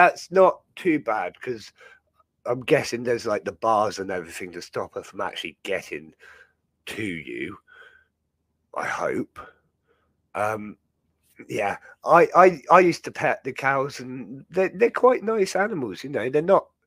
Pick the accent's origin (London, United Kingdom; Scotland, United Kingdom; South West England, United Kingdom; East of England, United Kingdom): South West England, United Kingdom; Dartmoor; growing up on Dartmoor